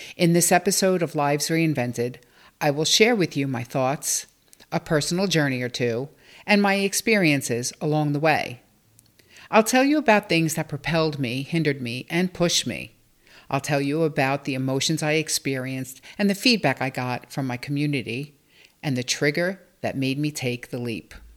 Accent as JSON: {"language": "English", "town": "New York City", "region": "New York", "country": "United States", "tie": "born or raised there", "said": "I grew up in Bensonhurst, Brooklyn, with my mom and sister"}